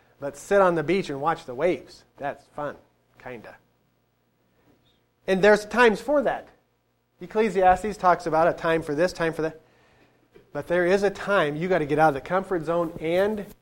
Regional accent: United States; Us as American citizens

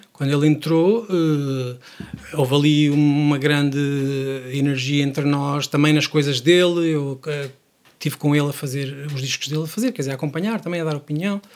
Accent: Praia da Barra, Aveiro District, Portugal; Barra é de onde eu sou

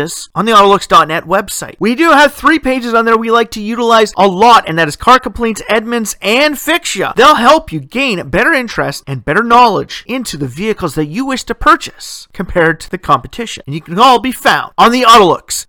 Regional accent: Ontario, Canada; My hometown set the precedence for the province of Ontario, creating what they call the street racing law.

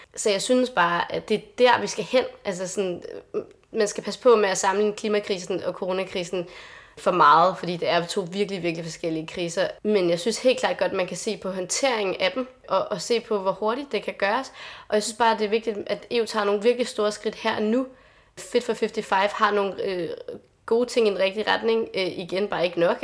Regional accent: Lolland, Zealand, Denmark; jeg kommer selv fra Lolland

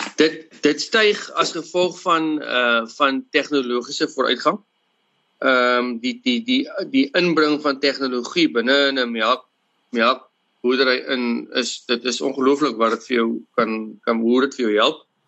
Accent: Western Cape, South Africa; ek is gebore op uh, wel in in hierdie area waar in ons boer in 'n hospitaal of ding naby. En ek het grootgeword op op 'n familieplaas

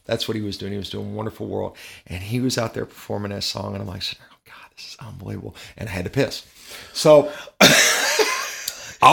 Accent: Louisville, Kentucky, United States; I'm from Louisville, Kentucky

